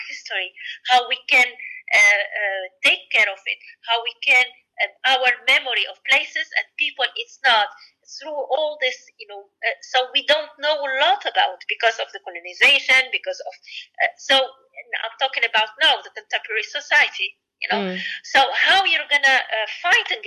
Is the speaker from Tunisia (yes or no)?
yes; Sfax Governorate, Tunisia; also born or lived in Paris / Tokyo; I did it in my hometown. In the Sfax, and it's close to the sea